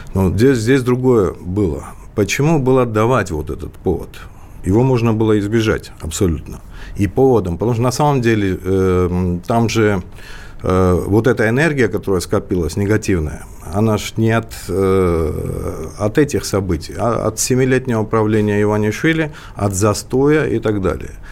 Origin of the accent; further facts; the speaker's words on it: Georgia; как а грузин